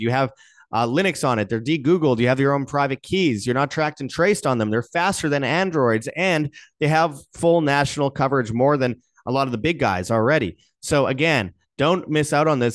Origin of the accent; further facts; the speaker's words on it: near Winnipeg, Manitoba, Canada; in Winnipeg, just outside my hometown